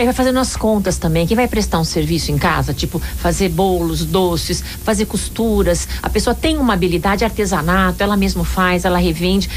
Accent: Brazil; Nós somos brasileiros

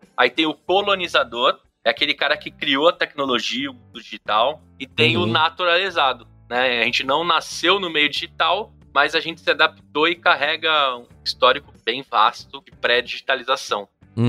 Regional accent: Brazil; como brasileiro

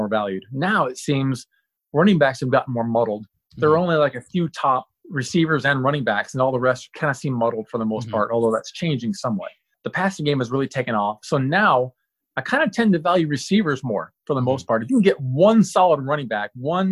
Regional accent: Tampa, Florida, United States; moved away as an adult; also born or lived in Utah; now in Oregon, United States; I was born and raised in Tampa, Florida

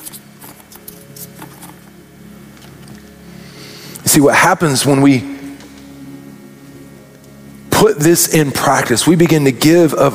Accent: Arkansas, United States; now in Kansas City, United States; I grew up in Arkansas

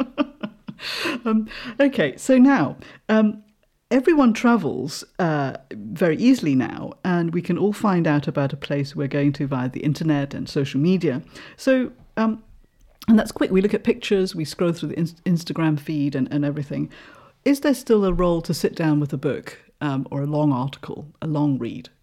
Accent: Malaysia; now in United Kingdom; I'm originally from Malaysia

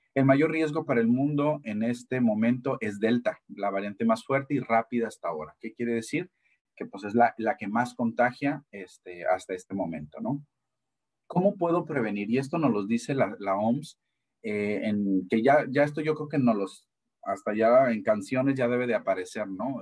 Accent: Mexico; nosotros como mexicanos

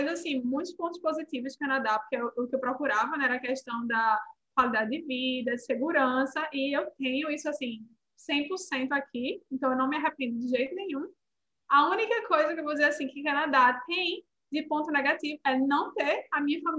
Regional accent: Northeast Region, Brazil; Eu vim do Nordeste. Mas aqui, assim, é um calor...

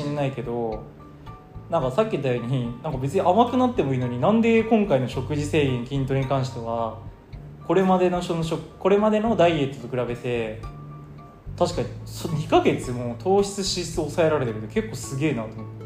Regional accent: Kochi, Japan; 地元の高知県

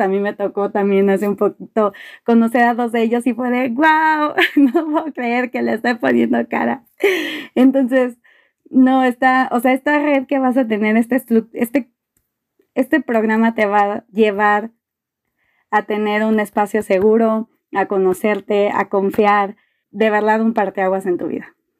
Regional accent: Mexico City, Mexico; soy de la Ciudad de México

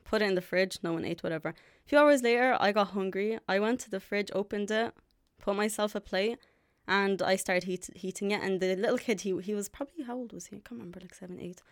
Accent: Dublin, Leinster, Ireland; also born or lived in Jordan / Palestine; I'm from Dublin. I've been here since I was three

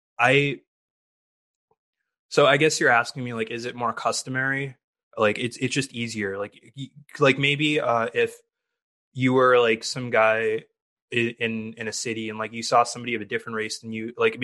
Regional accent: Massachusetts, United States; I grew up in Massachusetts and my family's Indian

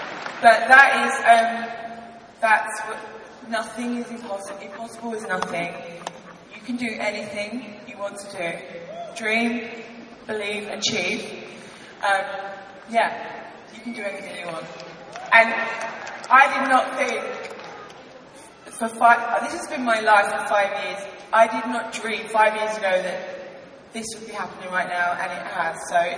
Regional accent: Syracuse, New York, United States

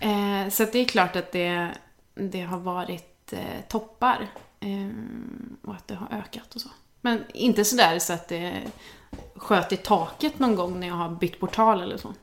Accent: Värmland, Sweden; moved away as an adult; now in Stockholm, Sweden; jag kommer från Värmland från början

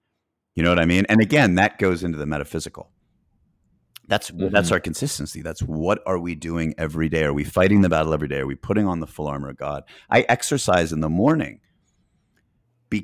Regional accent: Boston, Massachusetts, United States; also born or lived in Chattanooga, Tennessee / Greenville, South Carolina / Knoxville, Tennessee / Atlanta, Georgia; I was born in Chattanooga, but I lived in Boston, Massachusetts as a kid, then Greenville, South Carolina, then Knoxville, Tennessee. And then I lived in Atlanta before going in the Marines

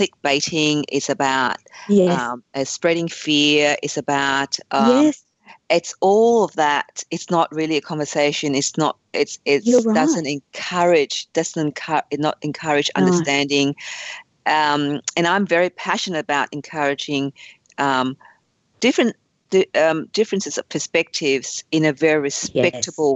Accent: Fairfield, New South Wales, Australia; also born or lived in Vietnam; I grew up in Fairfield

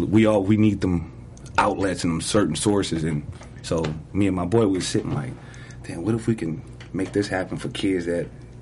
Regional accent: Los Angeles, California, United States; I grew up in South

